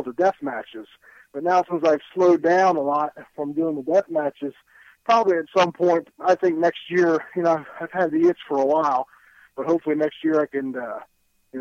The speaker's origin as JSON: {"language": "English", "town": "Atlantic City", "region": "New Jersey", "country": "United States", "tie": "born or raised there", "also_born_or_lived": "Berlin, New Jersey", "said": "my hometown of Atlantic City"}